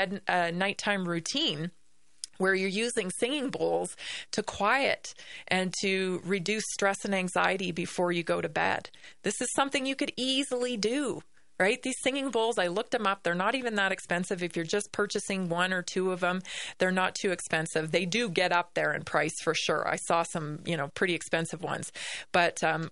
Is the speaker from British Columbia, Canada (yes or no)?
yes; Victoria, British Columbia, Canada; I grew up in the Pacific Northwest, of course, on Vancouver Island, Victoria, BC